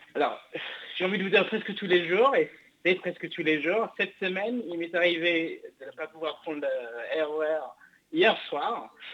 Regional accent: England, United Kingdom; now in France; je suis anglais à l'origine

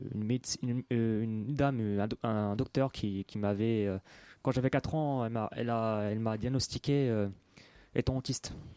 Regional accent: Paris 18th arrondissement, Île-de-France, France; je suis né dans Paris 18e

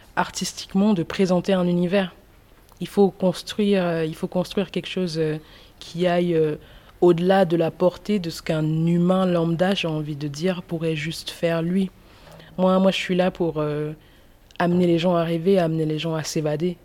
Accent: Toulouse, Occitania, France; also born or lived in Cameroon; en tant que Toulousaine

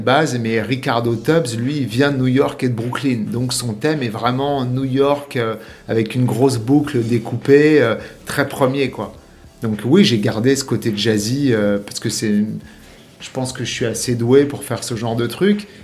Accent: Paris, Île-de-France, France; now in Miami, United States; je suis parisien

